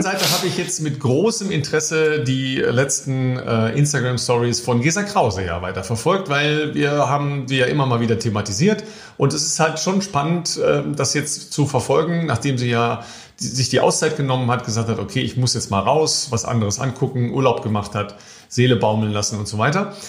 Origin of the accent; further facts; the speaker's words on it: Germany; als Deutsche